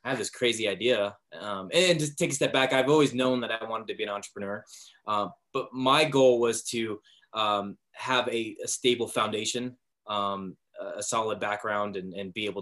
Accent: Vallejo, California, United States; I grew up in Vallejo, California

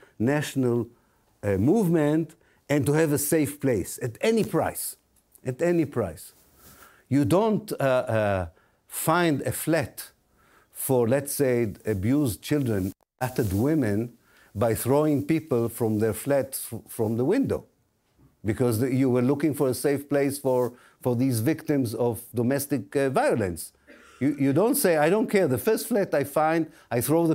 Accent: Israel; moved away; I'm an Israeli Jew. I was born in Israel, I went to the Israeli army

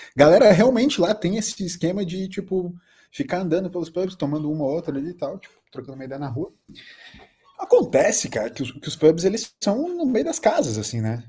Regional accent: Brazil; eu só falei Brasil

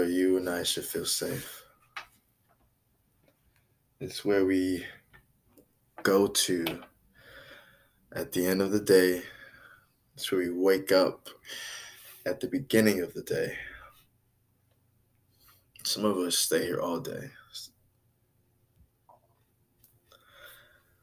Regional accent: New York City, New York, United States; I was born in Brooklyn, New York, United States of America in 1996

